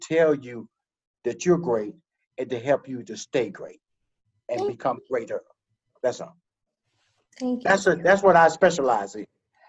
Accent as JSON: {"language": "English", "region": "the South", "country": "United States", "said": "I'm from the South. Your boy eat grits, okay?"}